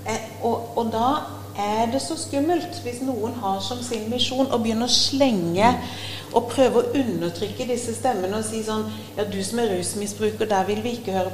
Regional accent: Agder, Norway; Men da må de òg tåle at jeg er kristen fra Sørlandet.

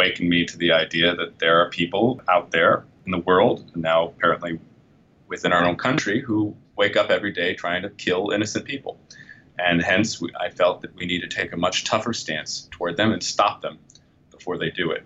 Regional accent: Fairfax County, Virginia, United States; I grew up in suburban Virginia in Fairfax County

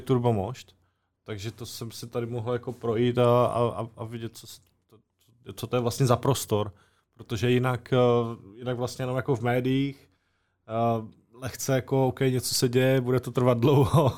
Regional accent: Czechia; also born or lived in Brno; now in near Brno, Czech Republic; původně jsem z Horského radiště a pak jsem tady deset let bydlel

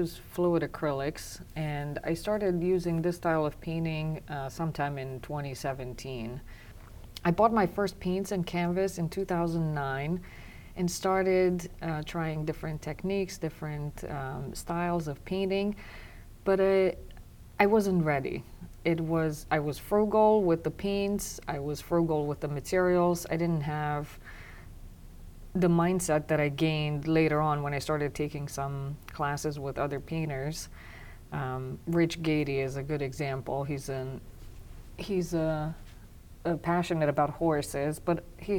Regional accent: Transylvania, Romania; English is a second language; moved away as an adult; now in New Jersey, United States; I am Romanian. I was born and raised in Transylvania, Romania, and I came to the United States 18 years ago with my husband.

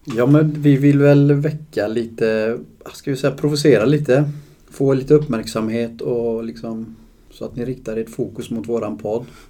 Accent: Uddevalla, Västra Götaland, Sweden; Jag är från Uddevalla.

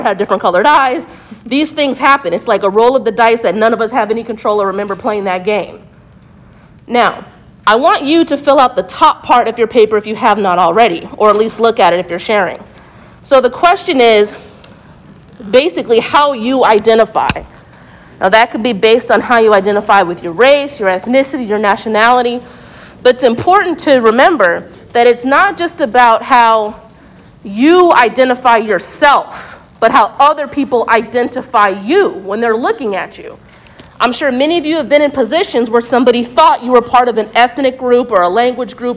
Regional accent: United States; I'm a Black American, but non-Latinx

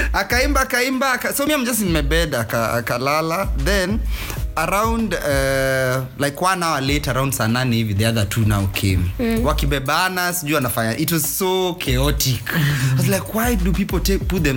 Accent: Nairobi, Kenya; I was from Nairobi

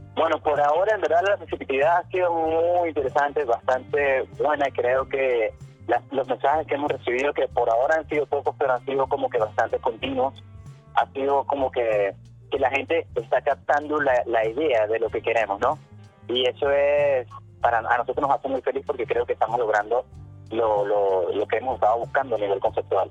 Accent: Venezuela; moved away; somos una banda venezolana

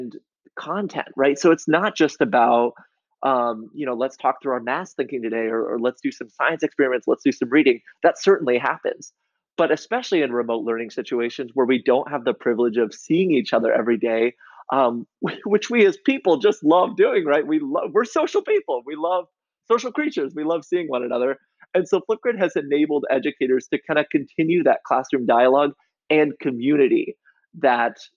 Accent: Iowa, United States; I grew up in Iowa

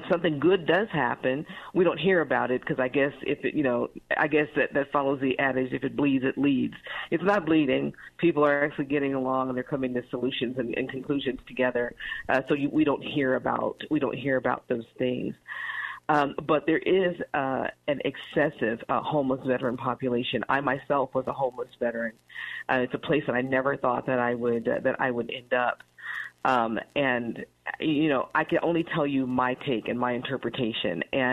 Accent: Chicago, Illinois, United States; I was born in Chicago, Illinois, but my family is from Mississippi and Louisiana

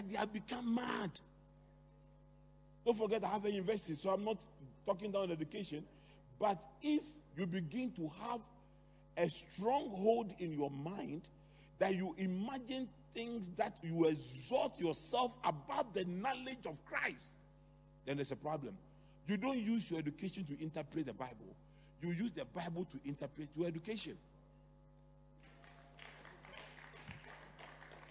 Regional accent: Accra, Greater Accra, Ghana; I grew up in Adabraka.

